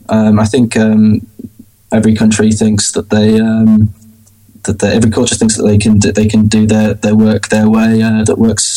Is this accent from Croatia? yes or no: no; Leeds, Yorkshire, United Kingdom; But I pretty much lost all my local accent. So If you asked somebody from Leeds if I had a local accent, they would say no.